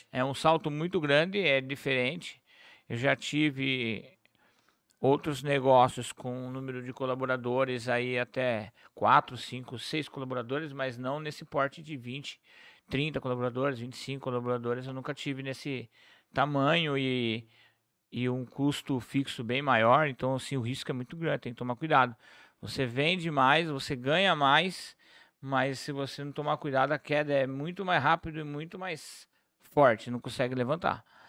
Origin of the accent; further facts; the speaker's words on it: São Paulo, Brazil; also born or lived in Peruíbe; now in Registro, Brazil; nasci em São Paulo, sou nascido em São Paulo. Lá em São Paulo mesmo, já com 16 anos de idade, eu montei um bar